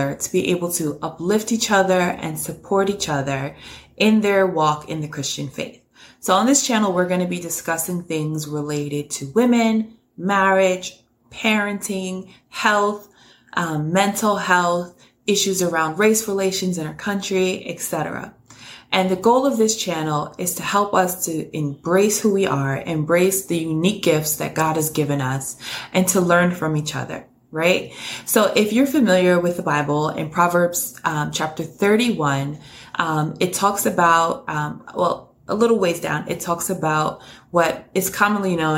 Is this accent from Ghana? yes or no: no; New York City, New York, United States; born and raised in New York City, currently live right outside of New York